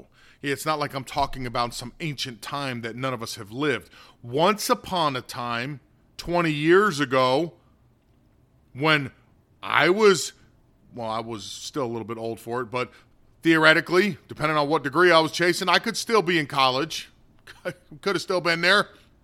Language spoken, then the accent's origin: English; North Korea; English is a second language; now in United States; And that same ideology drove my home country into what it is, the state of North Korea.